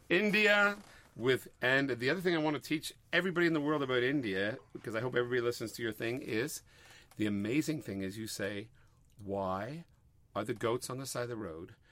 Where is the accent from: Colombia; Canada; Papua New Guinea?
Canada; Montreal, Quebec; moved away; We're from Montreal, and you know, there's our parents, everybody's in Montreal